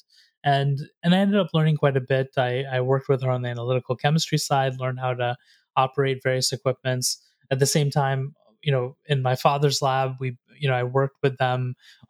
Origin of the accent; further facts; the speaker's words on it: North Carolina, United States; I grew up there in North Carolina